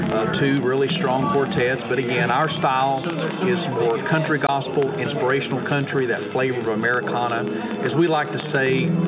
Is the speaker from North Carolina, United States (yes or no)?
yes; Asheville, North Carolina, United States; And I'm from Asheville.